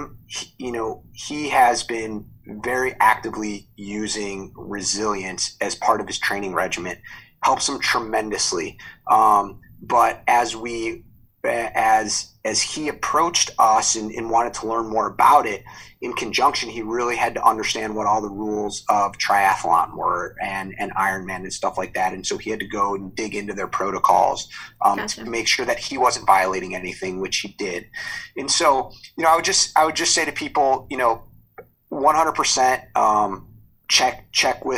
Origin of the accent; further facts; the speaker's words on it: Chicago, Illinois, United States; born and raised, obviously, in Chicago.